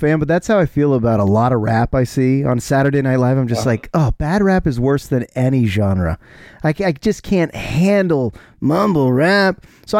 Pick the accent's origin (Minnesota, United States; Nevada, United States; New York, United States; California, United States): California, United States; Bay Area; I'm a Bay Area guy.